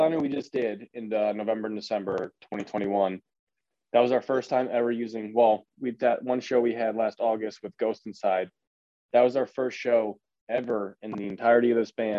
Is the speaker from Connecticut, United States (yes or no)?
yes; Connecticut, United States; I'm from Connecticut, born and raised in Connecticut